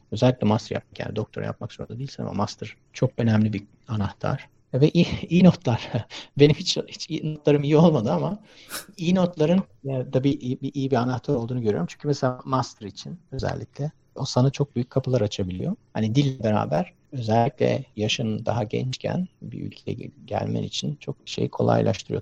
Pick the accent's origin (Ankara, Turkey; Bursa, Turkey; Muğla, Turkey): Ankara, Turkey; moved away as an adult; also born or lived in United States; now in Germany; Ankara'da büyüdüm ben